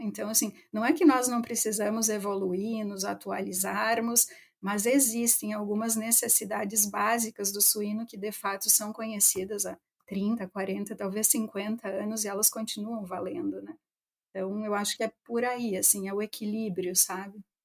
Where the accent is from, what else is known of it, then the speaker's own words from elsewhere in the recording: interior of Rio Grande do Sul, Brazil; also born or lived in Santa Maria; eu cresci no interior do Rio Grande do Sul, né? Eu sou de Itapera, e mais especificamente da linha São Pedro